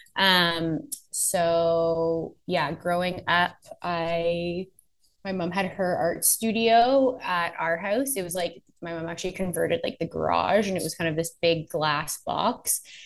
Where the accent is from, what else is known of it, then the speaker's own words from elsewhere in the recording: Oakville, Ontario, Canada; also born or lived in Nova Scotia / Los Angeles; now in Toronto, Canada; I was born in um, Toronto. Grew up just outside of Toronto in Oakville